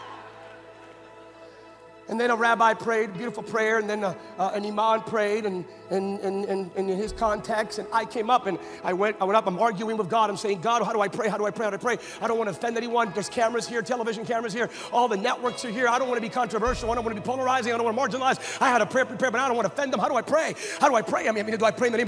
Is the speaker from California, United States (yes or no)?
yes; California, United States; I'm a Californian